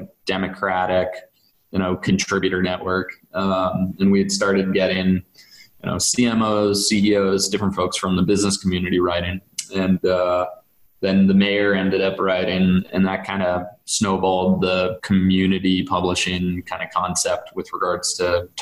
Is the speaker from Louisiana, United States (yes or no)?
no; Duxbury, Massachusetts, United States; a buddy of mine, Greg Gomer, who I grew up with in Duxbury